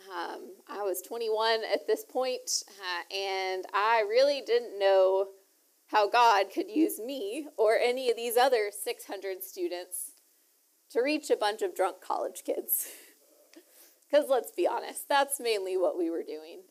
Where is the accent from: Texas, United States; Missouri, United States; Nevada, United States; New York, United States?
Texas, United States; Lufkin; also born or lived in Houston, Texas; I grew up in East Texas